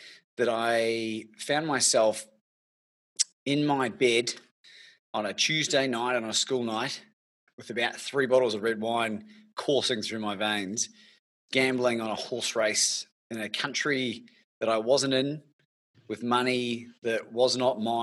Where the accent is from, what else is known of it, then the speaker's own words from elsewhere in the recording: New Zealand; moved away as an adult; now in Melbourne, Australia; originally from New Zealand, celebrating my 20th year in this beautiful country.